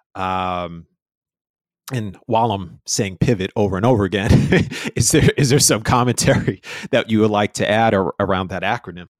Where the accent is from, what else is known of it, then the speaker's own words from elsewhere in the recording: New York, United States; I'm from New York